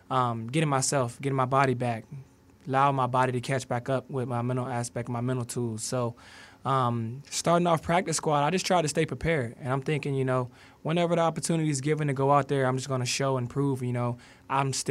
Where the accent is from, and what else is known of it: Richmond, Virginia, United States; born or raised there